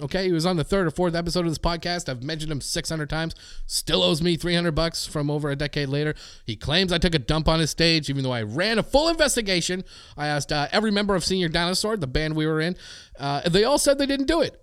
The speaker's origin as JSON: {"language": "English", "country": "Canada", "said": "as a Canadian"}